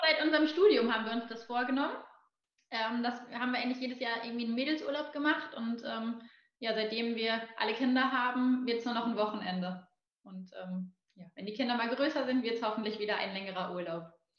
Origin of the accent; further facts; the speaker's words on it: Hamm, North Rhine-Westphalia, Germany; now in Hamburg, Germany; ich komme aus Hamm, zwischen Münster und Dortmund